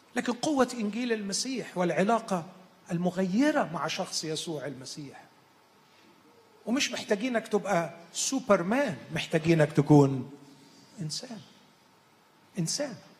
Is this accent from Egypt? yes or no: yes; Egypt; عندنا في مصر